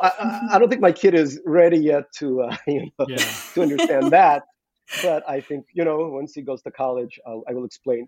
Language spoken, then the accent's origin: English; Saint Petersburg, Russia; moved away; I went to a restaurant in, in, Petersburg, my hometown